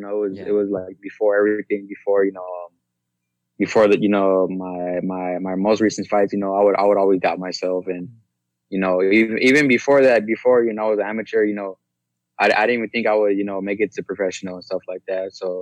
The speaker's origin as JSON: {"language": "English", "town": "San Antonio", "region": "Texas", "country": "United States", "tie": "born or raised there", "said": "growing up here in San Antonio, born and raised"}